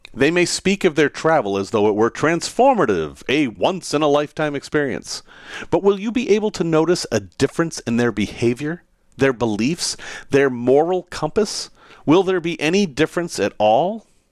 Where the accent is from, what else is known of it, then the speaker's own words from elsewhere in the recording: United States; as an American